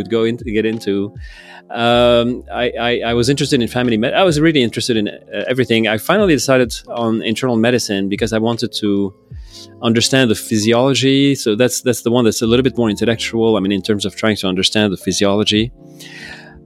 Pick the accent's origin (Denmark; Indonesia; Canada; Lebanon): Lebanon; moved away as an adult; also born or lived in Texas, United States; now in San Francisco, United States; I'm originally from Lebanon. Mm-hmm. That's my country of origin. But I did move to Texas when I was, to go to college, actually, when I turned 18.